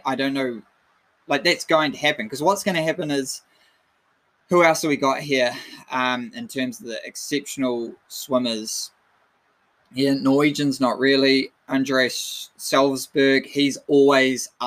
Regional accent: New Zealand; as a Kiwi

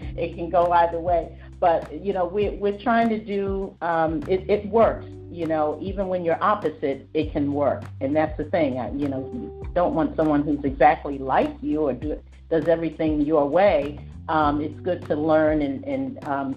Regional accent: New York, United States; it's New York. I mean, that's just how it is. It's the way I was raised, my mom and everything

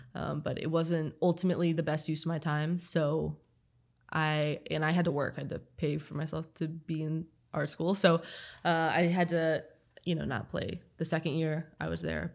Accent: Toledo, Ohio, United States; moved away as an adult; also born or lived in Long Island; I grew up in Toledo

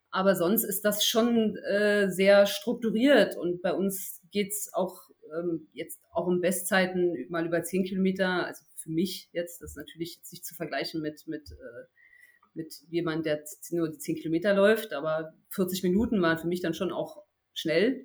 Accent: Berlin, Germany; hier in Berlin, ich komme ja aus Berlin

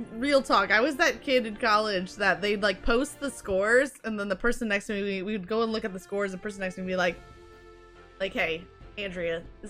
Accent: Michigan, United States; I grew up in Michigan. I grew up in Michigan

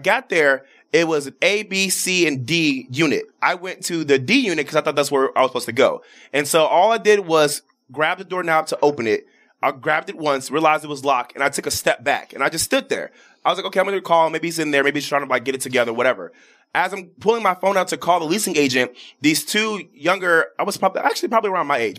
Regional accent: Chicago, Illinois, United States; I'm from Chicago

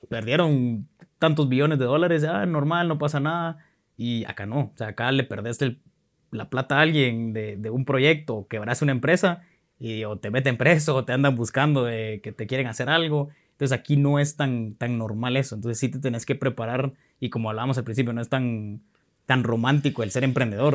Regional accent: Guatemala; also born or lived in Honduras / Costa Rica; yo soy chapín, pero me siento centroamericano, estoy muy orgulloso de ser centroamericano, he vivido en Honduras, he vivido en Costa Rica, en Guate

